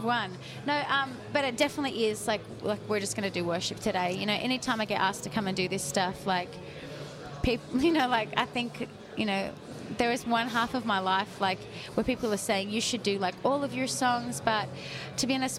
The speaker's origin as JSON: {"language": "English", "country": "Australia", "accent": "Sydney", "said": "Australians don't really have filters"}